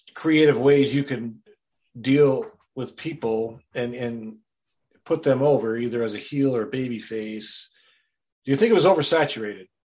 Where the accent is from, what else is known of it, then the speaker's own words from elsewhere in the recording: Wisconsin, United States; I'm from Wisconsin originally, born and raised there